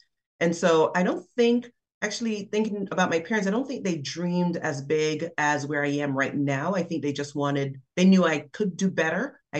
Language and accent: English; Kingston, Jamaica; also born or lived in St. Andrew; my journey growing up in Jamaica, again, working class family in Kingston, different parts of Kingston, the mountains of St. Andrew at times in Stony Hill Parish, the parish of St. Andrew and Stony Hill.